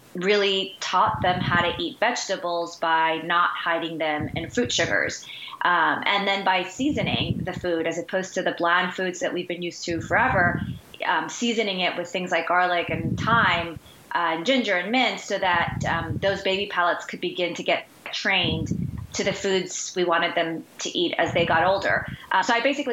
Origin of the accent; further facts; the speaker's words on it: Guayaquil, Guayas, Ecuador; moved away; I am from Ecuador, Guayaquil, Ecuador, originally born and raised.